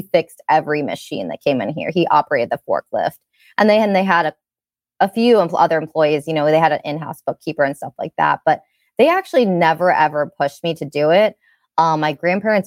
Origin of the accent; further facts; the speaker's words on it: Chesapeake City, Maryland, United States; I grew up in Maryland in Cecil County